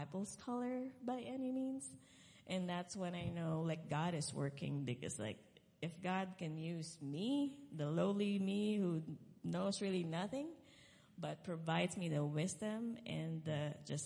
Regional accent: Philippines; moved away; I'm originally from the Philippines

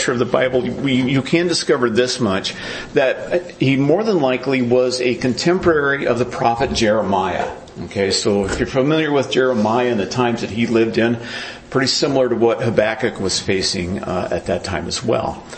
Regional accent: United States

